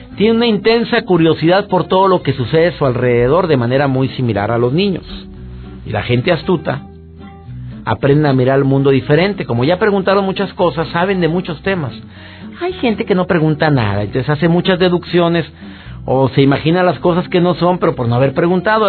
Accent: Monterrey, Nuevo León, Mexico; soy regio, soy de Monterrey igual que tú

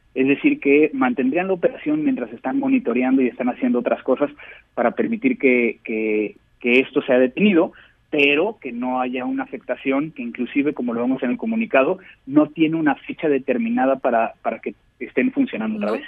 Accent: Mexico; como mexicanos

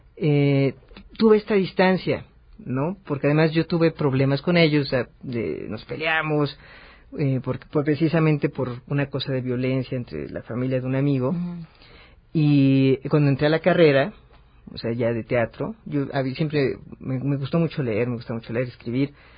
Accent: Mexico City, Mexico; Yo soy muy chilango, yo nací, crecí esta ciudad

